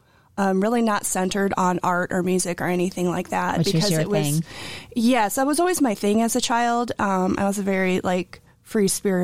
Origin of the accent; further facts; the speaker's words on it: Cedar Rapids, Iowa, United States; I grew up in Cedar Rapids